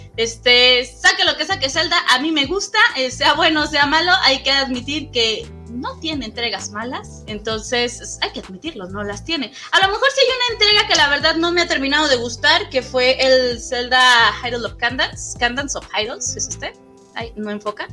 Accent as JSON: {"language": "Spanish", "region": "Michoacán", "country": "Mexico", "tie": "born or raised there", "also_born_or_lived": "Iztapalapa", "moved": "yes", "lives_now": "Torreón, Mexico", "said": "yo soy originaria de Michoacán, toda esa historia que te estoy contando es cuando yo estaba en Michoacán"}